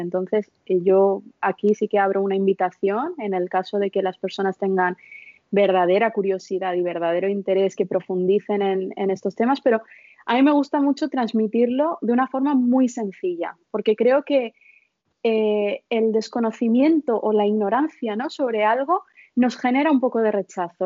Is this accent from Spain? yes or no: no; India; moved away; Yo nací en la India, mis padres son de la India